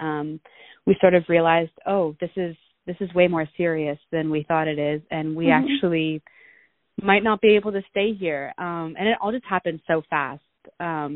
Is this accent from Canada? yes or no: yes; Toronto, Ontario, Canada; I'm from Toronto, Ontario